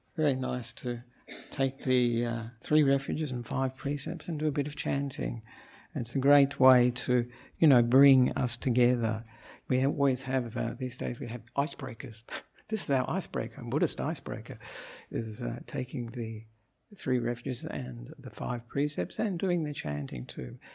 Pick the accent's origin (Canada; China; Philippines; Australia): Australia; moved away as an adult; now in Sri Lanka; I'm an Australian monk